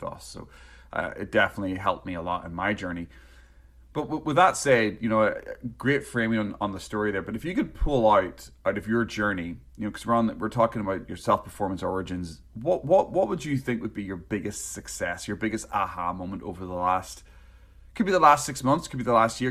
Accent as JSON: {"language": "English", "region": "Northern Ireland", "country": "United Kingdom", "tie": "born or raised there", "also_born_or_lived": "North East England", "moved": "yes", "said": "growing up in Northern Ireland"}